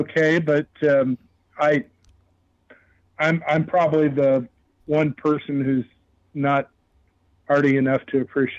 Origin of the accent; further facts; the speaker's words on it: United States; as an American